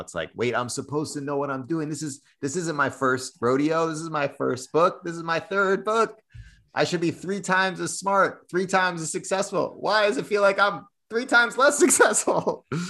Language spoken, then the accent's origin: English; Cambridge, Massachusetts, United States; I, I grew up in Cambridge, Massachusetts, uh, went to a big public high school